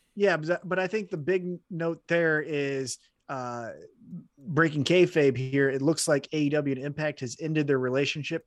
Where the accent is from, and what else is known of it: Independence, Missouri, United States; born or raised there